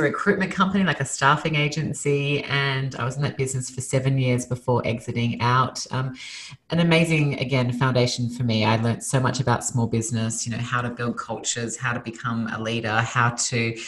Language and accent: English; Sydney, New South Wales, Australia; moved away as an adult; now in Los Angeles, United States; Originally, I'm from Australia. So I was born and raised in Sydney, Australia, moved to Los Angeles 5 years ago